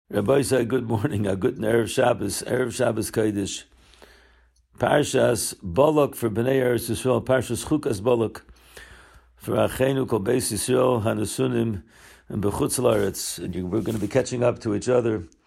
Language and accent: English; Baltimore, Maryland, United States; now in Israel; I grew up here in Baltimore